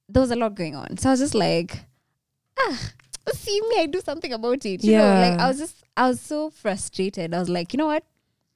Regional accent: Nairobi, Kenya; also born or lived in Samburu; Mm-hmm. I was born and raised in Nairobi. Mm-hmm. So I'm a Nairobian.

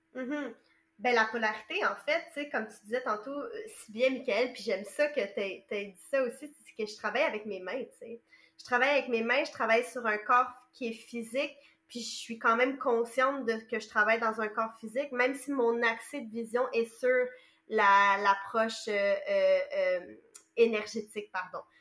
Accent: Montreal, Quebec, Canada; moi je viens de Montréal

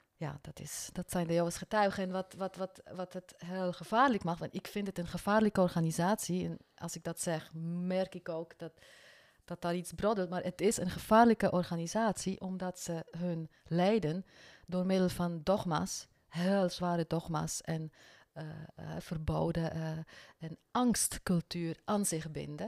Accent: Bern, Switzerland; first language French; Dutch is a second language; moved away as an adult; also born or lived in French-speaking Switzerland; now in Netherlands; kom uit Zwitserland. Ik ben van de Franse gedeelte, dus mijn moedertaal is Frans. En we zijn echter wel in Bern opgegroeid.

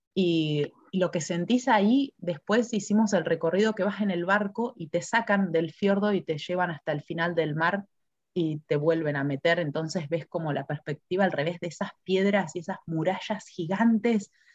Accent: Argentina; moved away as an adult; now in New Zealand; me siento todavía muy argentina

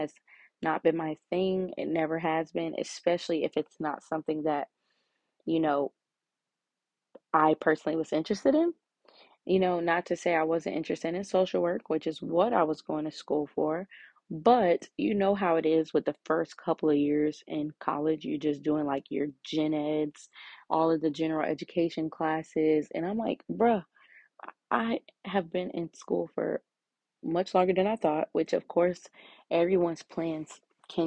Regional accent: Illinois, United States; I am from Illinois. Pretty much live here my whole entire life.

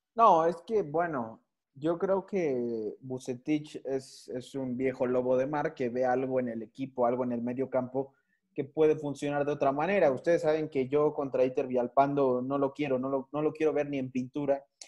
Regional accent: Mexico City, Mexico; la, ciudad de donde yo soy

